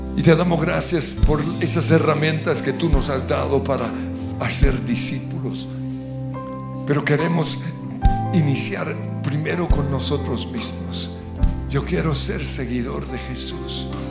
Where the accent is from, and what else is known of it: Colombia